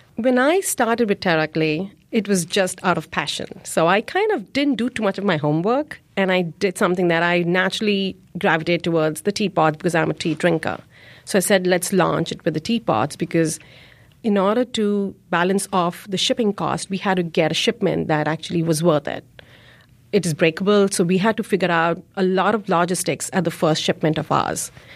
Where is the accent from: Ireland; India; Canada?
India; now in Chicago, United States; I grew up in India, but my community, my presence is here in Chicago.